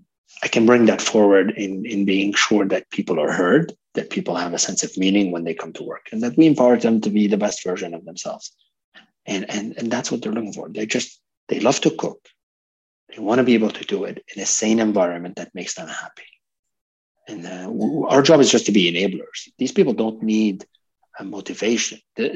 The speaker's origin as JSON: {"language": "English", "country": "Lebanon", "also_born_or_lived": "Canada", "said": "I'm a multicultural person myself. I'm Lebanese Canadian. I lived in multiple countries"}